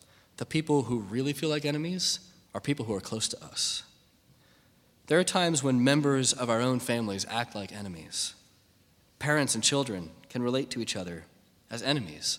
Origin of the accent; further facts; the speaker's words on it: United States; me as an American